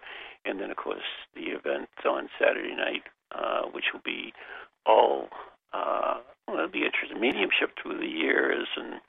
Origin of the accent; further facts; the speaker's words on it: New England, United States; we grew up in New England, so we know what New England's like